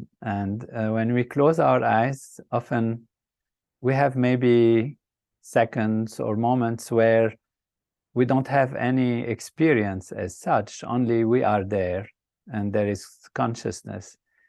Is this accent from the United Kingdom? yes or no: no; Lebanon; I started off in a country that was a dream place, a place of amazing, what I would say, beauty and grand possibilities with nature that's balanced, peace and harmony.